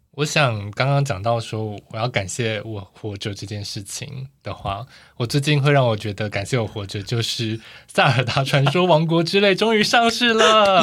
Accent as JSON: {"language": "Chinese", "region": "Tainan", "country": "Taiwan", "tie": "born or raised there"}